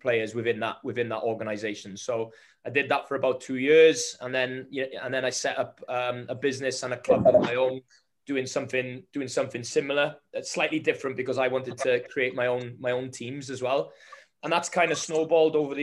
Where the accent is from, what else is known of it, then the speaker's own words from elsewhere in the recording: Wales, United Kingdom; as a Welshman